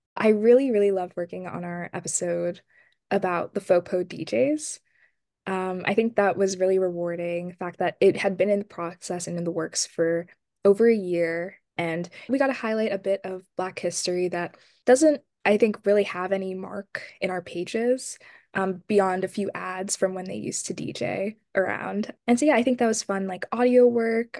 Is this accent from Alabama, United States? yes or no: no; Ellicott City, Maryland, United States; I'm from Ellicott City, Maryland